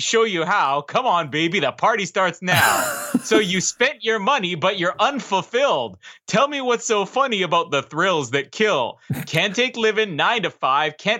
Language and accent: English; Manitoba, Canada; I'm from Manitoba, proudly from Manitoba